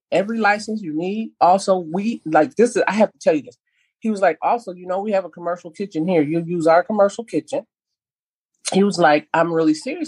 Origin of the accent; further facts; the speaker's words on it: Minneapolis, Minnesota, United States; growing up in North Minneapolis